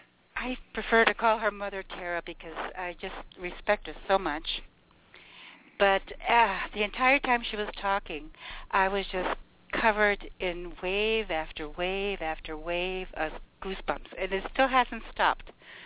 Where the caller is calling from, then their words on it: Toronto, Ontario, Canada; I'm calling from the Toronto area in Canada.